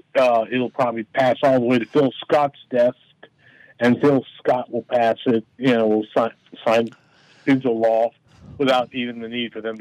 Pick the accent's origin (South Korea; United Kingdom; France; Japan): Japan; now in United States; No, I grew up in Japan.